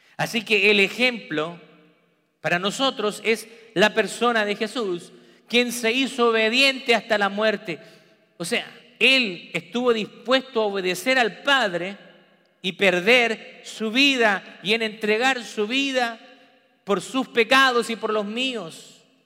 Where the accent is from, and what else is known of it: Peru; also born or lived in Memphis, Tennessee / Texas; now in United States